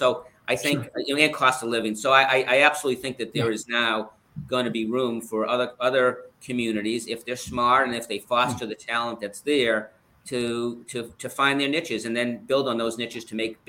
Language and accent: English; Boston, Massachusetts, United States; now in London, United Kingdom; I'm from the Boston area